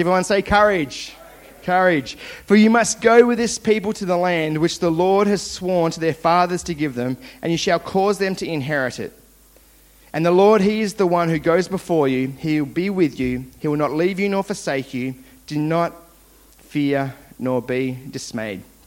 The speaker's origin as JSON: {"language": "English", "town": "Launceston", "region": "Tasmania", "country": "Australia", "tie": "born or raised there", "said": "I grew up in Launceston, Tasmania, where all good things come from"}